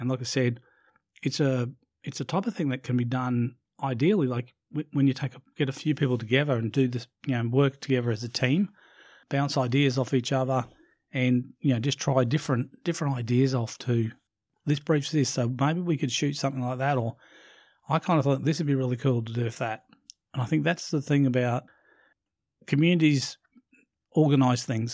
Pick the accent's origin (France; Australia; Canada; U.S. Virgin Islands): Australia; Brisbane, Queensland; in Brisbane in my, in my hometown